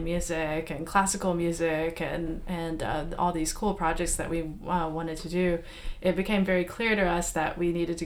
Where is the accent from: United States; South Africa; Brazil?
United States; Texas; I'm from Texas.